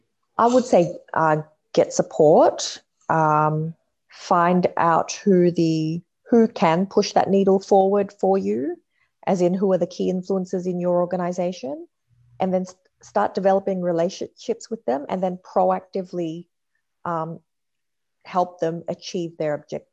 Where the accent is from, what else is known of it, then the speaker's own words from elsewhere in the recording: Australia; moved away as an adult; also born or lived in Perth, Australia / California, United States; now in Sydney, Australia; I grew up in Perth for primary school, then high school in Sydney, then university in California, and then back to Australia. And I'm currently in Sydney.